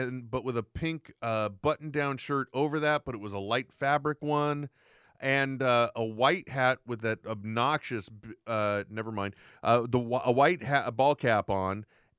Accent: Wyoming, United States; I'd like to remind you, Will, I grew up in Wyoming.

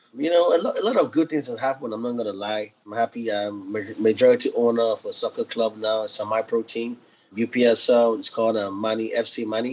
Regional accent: Nigeria; now in United States; growing up in Africa, a lot of obstacles I faced

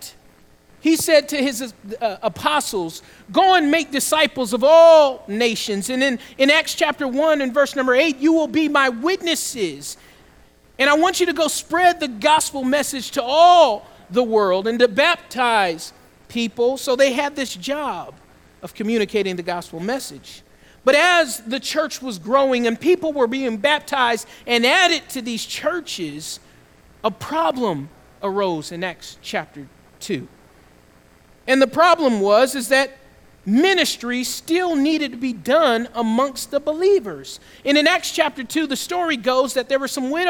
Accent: Southeast Georgia, United States; moved away; also born or lived in Atlanta, Georgia; I'm a Southern boy. I grew up in Southeast Georgia

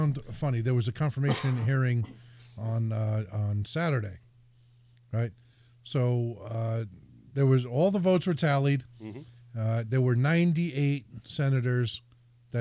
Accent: Hudson County, New Jersey, United States; now in Connecticut, United States; I'm from Hudson County, New Jersey

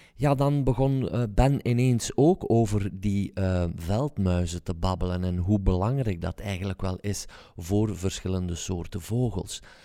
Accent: Belgium; zouden wij het moeten doen als Belgen

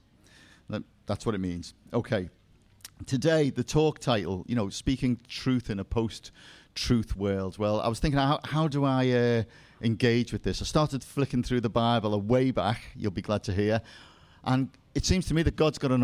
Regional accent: Liverpool, North West England, United Kingdom; now in South of England, United Kingdom; You may have noticed I have a slight dialect accent. I'm from Liverpool, which of course is the center of the universe. And actually I live in the south now

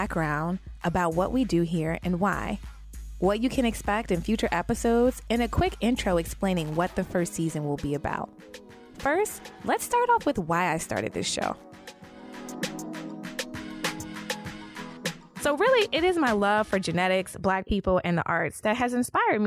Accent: New Orleans, Louisiana, United States; I'm from New Orleans

